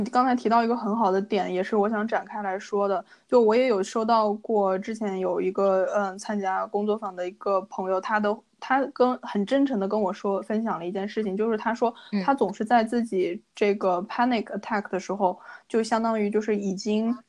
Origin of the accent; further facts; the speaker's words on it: China; now in Canada; 然后像我们中国人就说礼多人不怪